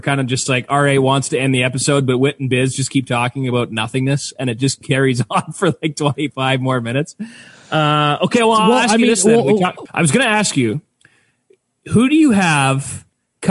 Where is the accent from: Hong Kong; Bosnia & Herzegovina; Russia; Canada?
Canada; Neepawa, Manitoba; I was growing up in Neepawa.